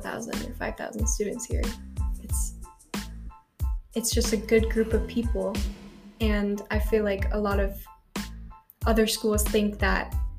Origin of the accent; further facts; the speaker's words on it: Apache Junction, Arizona, United States; I'm from here